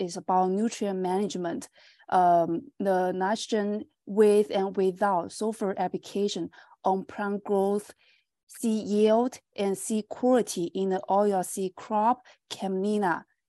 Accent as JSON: {"language": "English", "country": "China", "also_born_or_lived": "Nova Scotia, Canada / Saskatchewan, Canada", "moved": "as an adult", "lives_now": "Canada", "said": "I'm from China, and I finished my bachelor degree from Fujian Agriculture and Forestry University in China."}